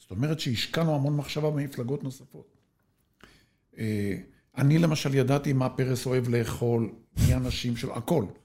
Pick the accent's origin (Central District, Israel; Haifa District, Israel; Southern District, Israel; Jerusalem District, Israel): Southern District, Israel; Sde Moshe; כן, ואני משדה משה בדרום.